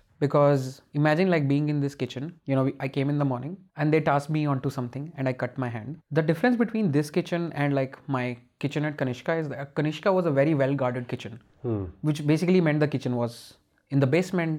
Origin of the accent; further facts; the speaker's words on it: India; Of course, as an Indian, you can always have opinions.